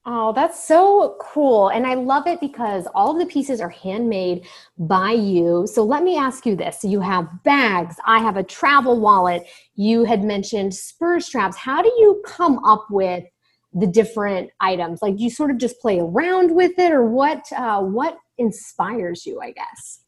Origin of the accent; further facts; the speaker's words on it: Kansas, United States; you grew up in Kansas like I did